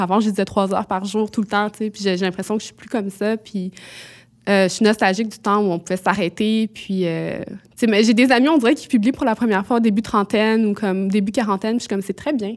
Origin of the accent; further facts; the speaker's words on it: Quebec, Canada; je venais du Québec